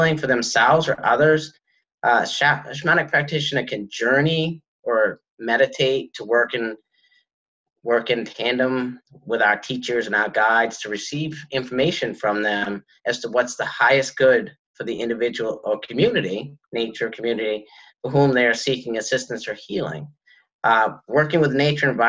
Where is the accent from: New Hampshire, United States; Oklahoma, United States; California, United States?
New Hampshire, United States; White Mountains of; I grew up in the White Mountains of New Hampshire